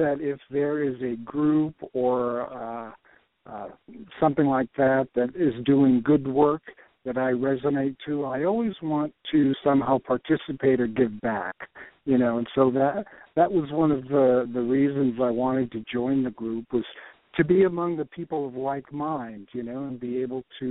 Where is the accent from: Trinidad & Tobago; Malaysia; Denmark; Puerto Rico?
Puerto Rico; moved away; also born or lived in Michigan / Brazil / New York / Texas; I was born in Puerto Rico.